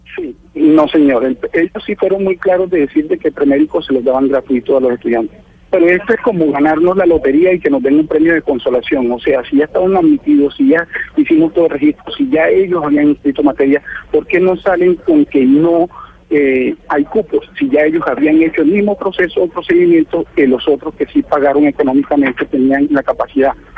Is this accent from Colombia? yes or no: yes; Arauca, Colombia; nosotros eh, estamos en Arauca